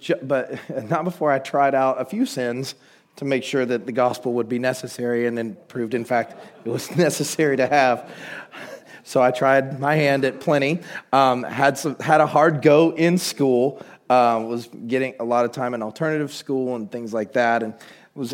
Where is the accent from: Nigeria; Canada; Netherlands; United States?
United States; Woodstock, Georgia; I was born and raised in Woodstock, Georgia, which is about 30 minutes north of downtown Atlanta.